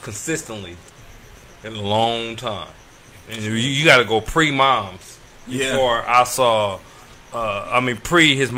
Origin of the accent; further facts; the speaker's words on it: Los Angeles, California, United States; I grew up in Watts, in Jordan Downs.